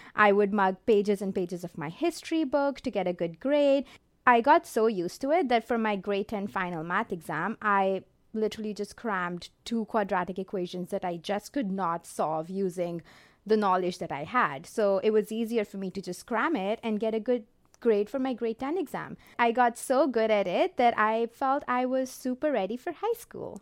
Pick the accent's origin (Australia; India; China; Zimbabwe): India; Jalandhar, Punjab; moved away as an adult; now in Canada; I was born and raised in Jolander, India